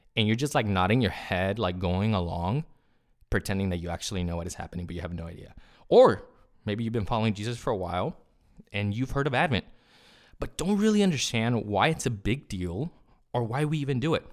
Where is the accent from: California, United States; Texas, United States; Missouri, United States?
California, United States; first language Spanish; English is a second language; I grew up in California. Spanish is my first language.